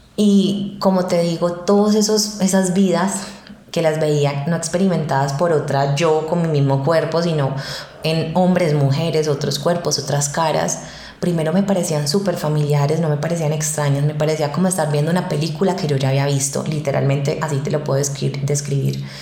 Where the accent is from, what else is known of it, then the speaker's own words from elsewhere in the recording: Cali, Valle del Cauca, Colombia; moved away as an adult; now in Medellín, Colombia; yo no soy de Medellín, soy de Cali